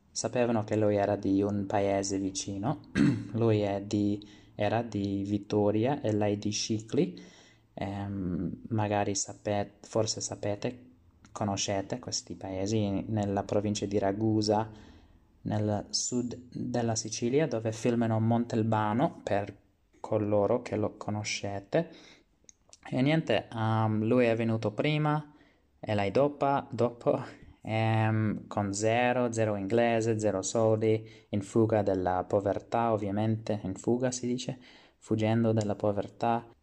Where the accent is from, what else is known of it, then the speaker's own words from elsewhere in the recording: Australia; Italian is a second language; sono, ho 25 anni e sono australiano però d'origine italiana, come già sapete.